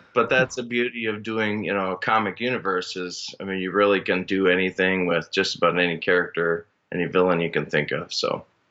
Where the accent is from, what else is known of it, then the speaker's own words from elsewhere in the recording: Minnesota, United States; now in Northern Michigan, United States; I originally am from Minnesota